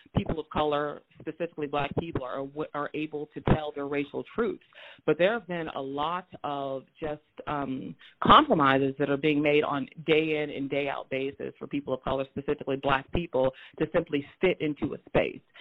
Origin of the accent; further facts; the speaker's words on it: Moberly, Missouri, United States; also born or lived in St. Louis, Missouri; I was born in St. Louis, Missouri, but I grew up in Moberly, Missouri